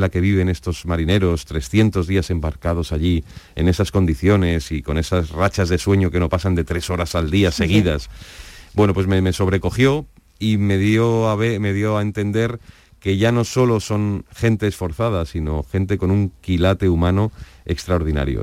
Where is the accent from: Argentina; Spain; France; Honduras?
Spain; Madrid, Community of Madrid; yo soy de Madrid